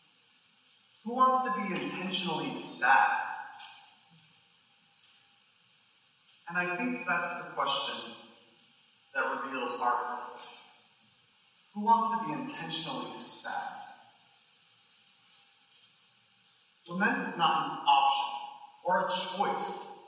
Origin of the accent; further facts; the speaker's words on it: Grand Rapids, Michigan, United States; I grew up outside Grand Rapids, Michigan, in a predominantly white Christian evangelical town